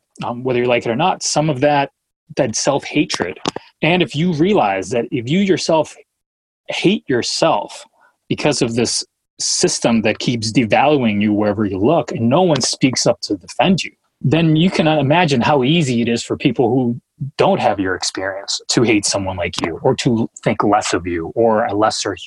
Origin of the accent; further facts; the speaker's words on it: New Hampshire, United States; also born or lived in Colombia; if I'm a teenager Latino growing up in New Hampshire, where there aren't many others like me